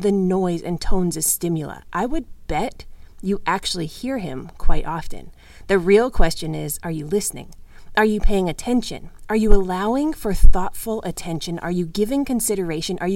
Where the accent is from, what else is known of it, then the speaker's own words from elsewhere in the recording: Canada; as a Canadian, I spent plenty of winter days as a child out there